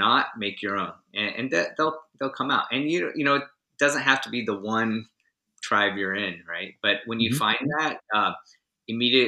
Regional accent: United States; as an American who doesn't speak French

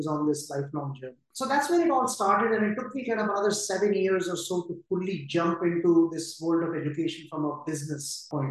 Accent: India; moved away as an adult; also born or lived in New York; I grew up in India in a middle-class family that valued education over anything.

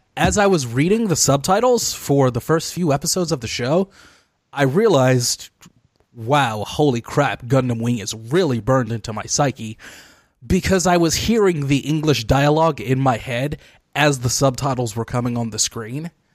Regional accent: Detroit, Michigan, United States; my hometown of Detroit, Michigan.

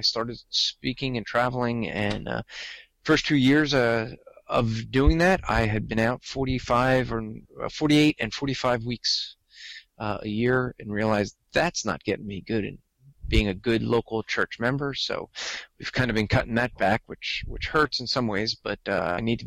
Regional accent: New Jersey, United States; accent: New Jersey; I'm from New Jersey, as you said. I grew up in a Jewish household, have lived in New Jersey all my life

